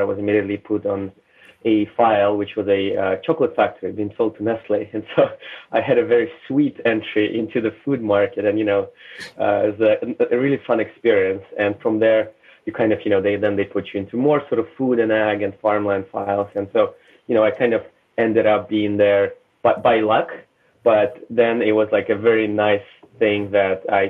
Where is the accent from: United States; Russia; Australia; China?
Russia; moved away; I was born in Soviet Union, raised in Russia